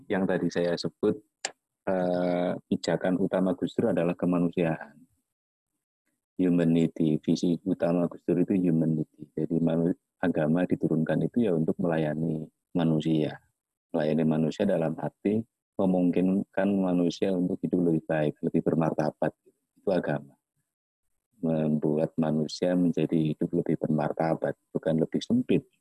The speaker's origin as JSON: {"language": "Indonesian", "region": "Java", "country": "Indonesia", "said": "Orang saya Jawa saya nggak apa-apa, tapi mungkin teman atau kerabat saya merasa tersinggung ketika ada lelucon tentang Jawa."}